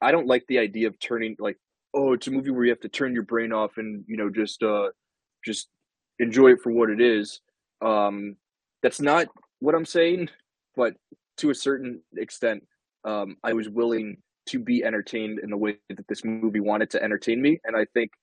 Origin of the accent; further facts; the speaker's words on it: United States; as an American